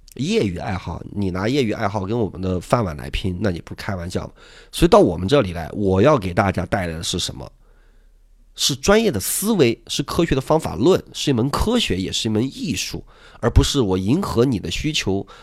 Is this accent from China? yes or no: yes; Sichuan, China; 作为一个四川人